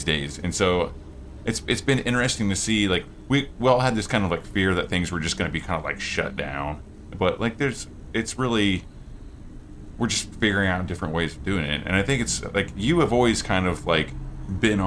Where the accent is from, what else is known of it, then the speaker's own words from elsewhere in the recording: Oklahoma, United States; I'm from Oklahoma